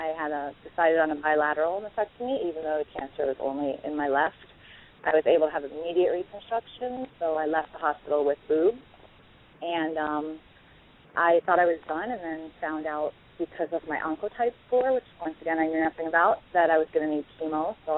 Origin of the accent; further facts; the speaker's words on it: New York, United States; born there; As close to one as you can get. I was born in New York, but I moved here when I was 7, so I'm pretty much almost native.